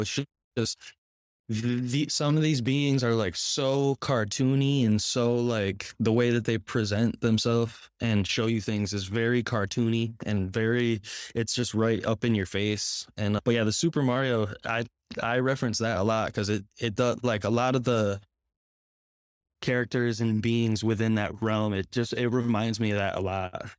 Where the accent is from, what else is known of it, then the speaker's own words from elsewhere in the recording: Connecticut, United States; moved away as an adult; now in Florida, United States; I am from Connecticut, the same area as you.